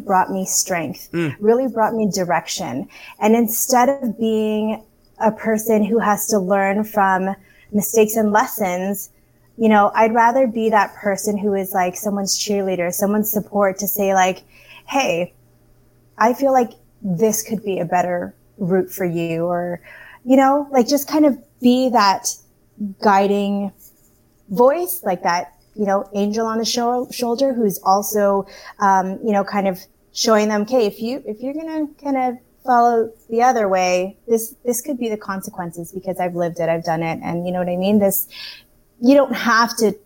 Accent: Canada; growing up in Canada, being a person of color, my background is Filipino. I was born in Canada

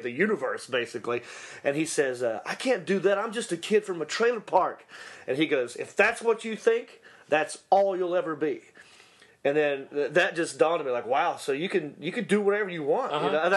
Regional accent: Hickory, North Carolina, United States; accent: Southern; moved away as an adult; now in Los Angeles, United States; growing up in Hickory

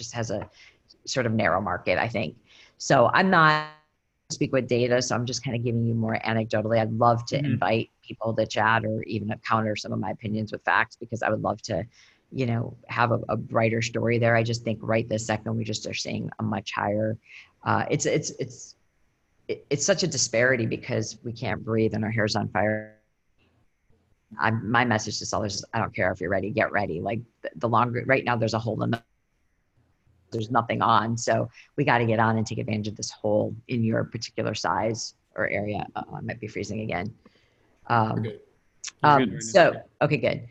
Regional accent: Michigan, United States; also born or lived in Boston; now in Portland, United States; I'm from Michigan

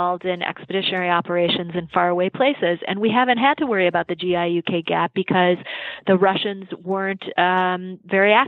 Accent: Farmington, Michigan, United States; I am from a small town in Michigan in the Detroit suburbs. Okay. Called Farmington

